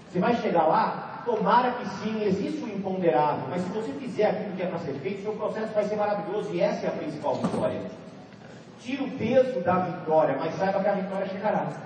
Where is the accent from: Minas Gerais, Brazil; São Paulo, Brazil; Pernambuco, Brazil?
São Paulo, Brazil; Amparo; eu venho de Amparo, eu nasci de Amparo. É uma cidade de 50 mil habitantes, no interior de São Paulo.